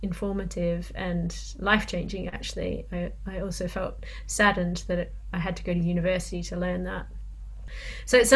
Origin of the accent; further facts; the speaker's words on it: Australia; I was reminded again of being growing up in Australia